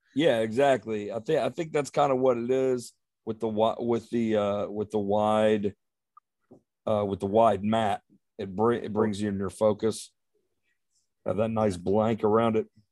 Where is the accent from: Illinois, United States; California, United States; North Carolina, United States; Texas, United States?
Texas, United States; East Texas / West; I am from East Texas